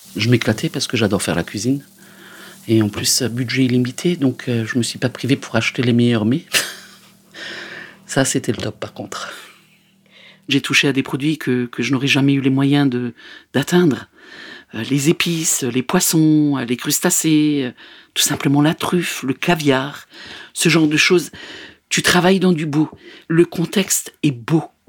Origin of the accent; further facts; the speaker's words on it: Alsace, near Strasbourg, Grand Est, France; moved away; j'ai grandi en Alsace, pas loin de Strasbourg